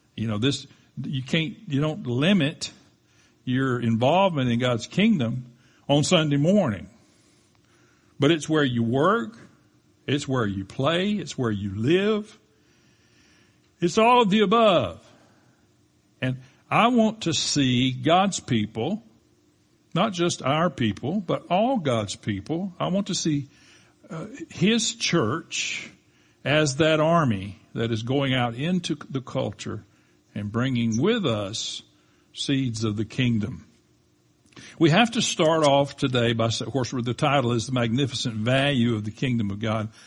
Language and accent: English; United States; we definitely as American citizens